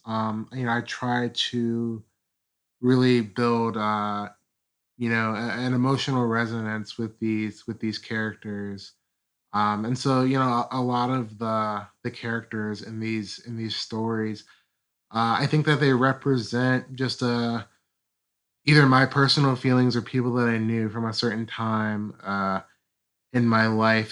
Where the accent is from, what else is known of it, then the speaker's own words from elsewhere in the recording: Ohio, United States; I'm from Ohio